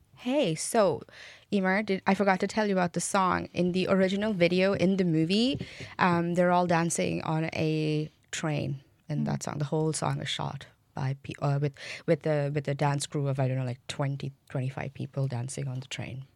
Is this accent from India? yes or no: yes; Mumbai, Maharashtra, India; now in Cork, Ireland; I'm from Bombay